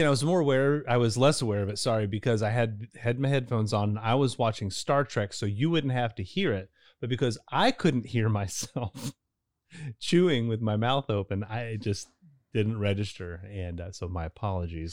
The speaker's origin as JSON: {"language": "English", "town": "Louisville", "region": "Kentucky", "country": "United States", "said": "I'm from Louisville originally"}